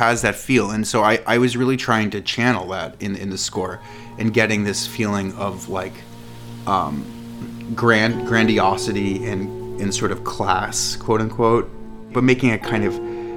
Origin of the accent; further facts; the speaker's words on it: Boston, Massachusetts, United States; now in New York, United States; I grew up in Boston, but my whole family are from New York